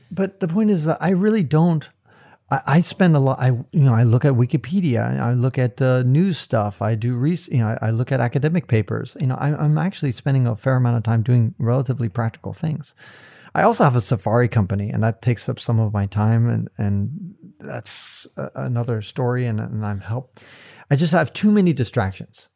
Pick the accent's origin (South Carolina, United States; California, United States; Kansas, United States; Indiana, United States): California, United States; Silicon Valley; also born or lived in San Francisco, California; I grew up in Silicon Valley